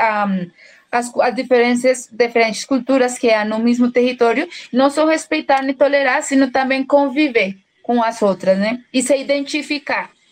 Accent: Bogotá, Colombia; Portuguese is a second language; eu sou colombiana, eu venho de uma cidade chamada Bogotá, que é a capital da, da Colômbia

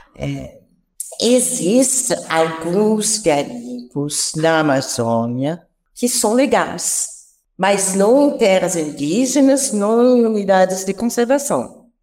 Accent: France; accent: French; Portuguese is a second language; moved away as an adult; also born or lived in Piracicaba, Brazil; now in Brazil; eu tenho uma ponta de sotaque que vem da França, onde eu nasci, onde eu é, fiz todo o meu percurso universitário até o meu doutorado

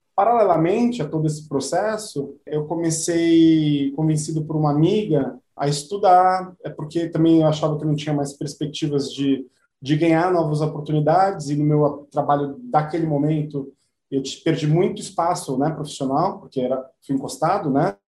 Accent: São Paulo, Brazil; Eu nasci em São Paulo, mas a minha família ela vem de diversos lugares do Brasil.

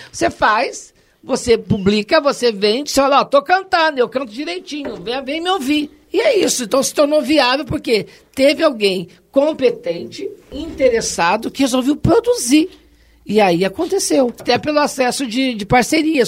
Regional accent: Poços de Caldas, Minas Gerais, Brazil; moved away as an adult; also born or lived in Machado / Serrania; nasci em Machado, sul de Minas, fui criada em Serrania até os oito anos, fui para Poço de Caldas e lá fiquei até os 20

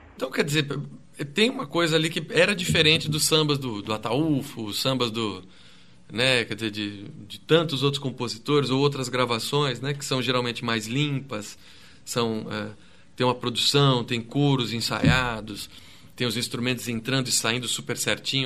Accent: São Caetano do Sul, São Paulo, Brazil; eu sou lá do, do ABC, eu sou de São Caetano

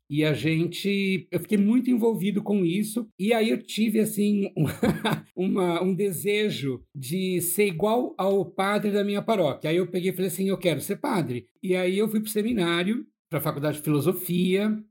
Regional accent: São Paulo, Brazil; Eu sou de São Paulo, da periferia de São Paulo, de Ermelino Matarazzo, na Zona Leste

